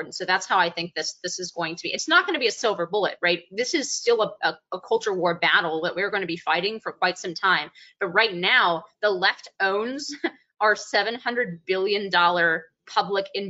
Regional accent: Bay Area, California, United States; the very liberal town in which I grew up in the Bay Area in California

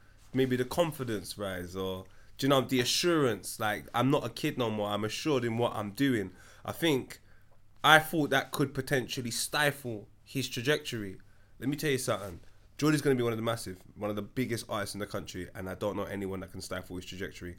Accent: Tottenham, London, United Kingdom; When man say I'm from Tottenham, yeah, we're reshaping that. I'm from Wood. I'm from here.

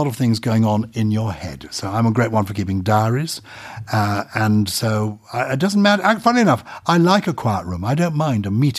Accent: Wuppertal, North Rhine-Westphalia, Germany; born there; But I was born in Germany. Mm-hmm. So people here, born in Wuppertal. Are you German? No. I was born in a British forces hospital after the Second World War.

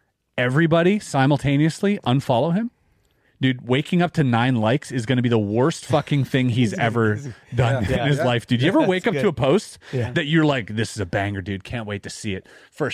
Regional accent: Canada; I'm Canadian, dude.

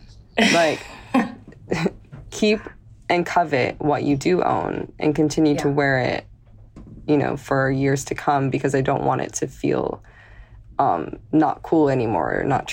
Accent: Palos Verdes, California, United States; now in New York, United States; I grew up in California in Los Angeles

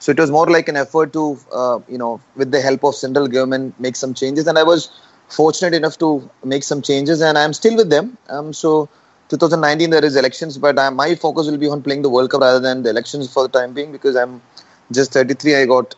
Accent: Kerala, India; I'm from Kerala, which a lot of people know the most of the Olympians are from Kerala.

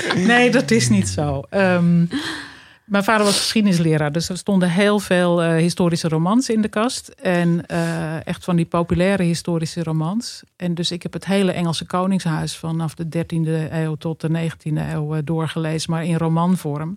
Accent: Hoorn, North Holland, Netherlands; Ja, ik ben in Horen geboren. Dat is uh, eh, 40 kilometer ten noorden van Amsterdam. Dat ligt in West-Friesland. En ik heb daar op school gezeten. heb daar een hele gelukkige jeugd doorgebracht.

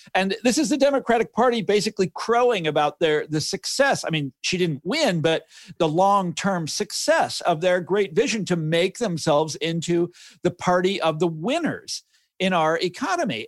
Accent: Kansas City, United States; growing up in Kansas City

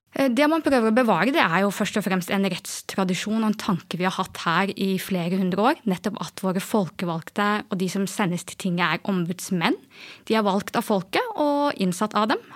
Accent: Askim, Østfold, Norway; Jeg er jo fra Indre Østfold, i eh, Askim

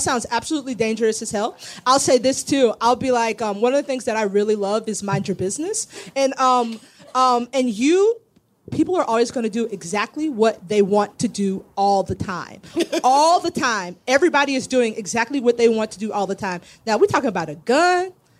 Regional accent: Florida, United States; I'm from Florida.

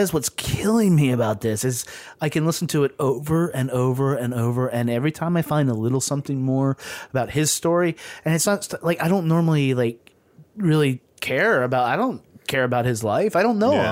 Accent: the South, United States; I grew up in the South, and so and, and in a largely segregated city

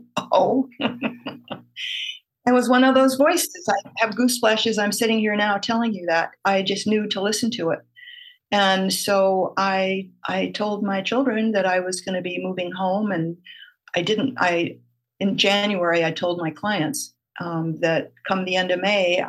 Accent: Oahu, Hawaii, United States; now in Maui, United States; I grew up on Oahu, moved to Maui in the early 70s

